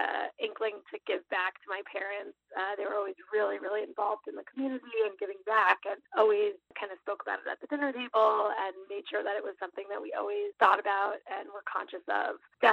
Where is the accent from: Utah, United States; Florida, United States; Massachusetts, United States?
Massachusetts, United States; Boston; I grew up in Boston, but spent many years kind of around the globe, like many millennials. And I'm back here now in Boston